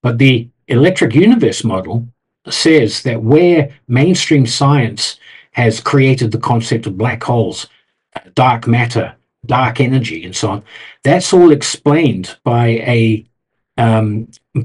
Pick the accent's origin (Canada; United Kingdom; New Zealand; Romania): New Zealand; moved away; I'm from New Zealand originally